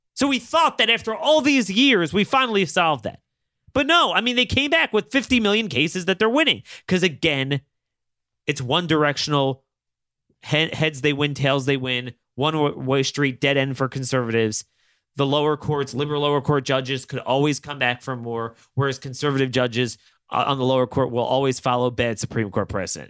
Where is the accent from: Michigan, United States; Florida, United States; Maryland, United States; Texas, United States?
Maryland, United States; my home state of Maryland